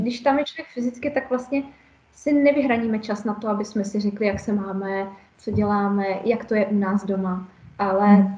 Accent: Czechia; u nás v Čechách

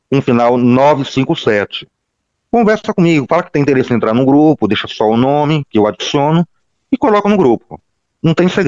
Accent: Lins, São Paulo, Brazil; Eu sou de Linhos, no estado de São Paulo. Fica uns 100 quilômetros de Bauru

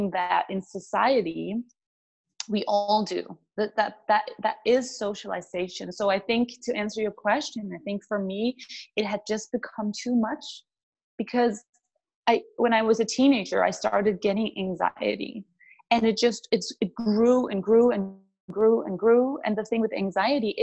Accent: Denmark; moved away as an adult; I'm from Denmark.

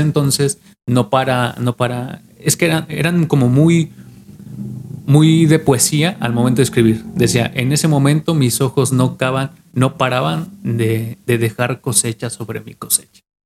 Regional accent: Mexico; como mexicanos somos

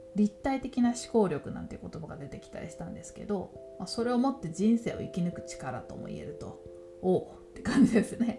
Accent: Tokyo, Japan; ずっと東京で育って

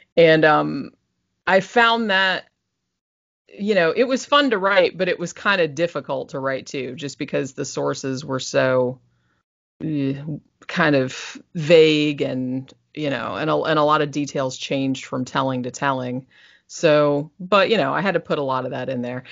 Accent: Daytona Beach, Florida, United States; also born or lived in Sanford, Florida; I was born in Daytona Beach

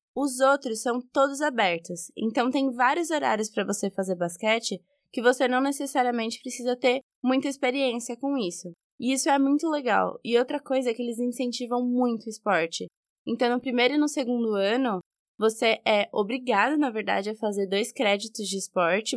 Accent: São Bernardo do Campo, São Paulo, Brazil; Eu sou de São Bernardo, e claramente por causa do meu sotaque

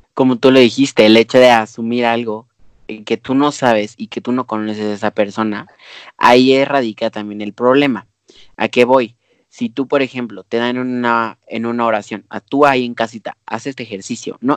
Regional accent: Mexico; nosotros como mexicanos

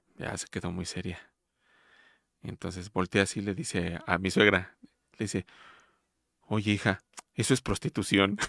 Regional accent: Mexico City, Mexico; de mi niñez la viví en Villacuapa, en la unidad de Villacuapa

